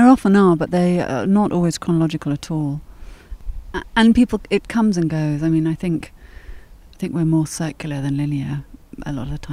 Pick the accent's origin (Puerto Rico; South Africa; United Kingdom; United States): United Kingdom; England; also born or lived in France; in England, I'm mainly seen as English. Nobody thinks that I'm French, and I don't have a French accent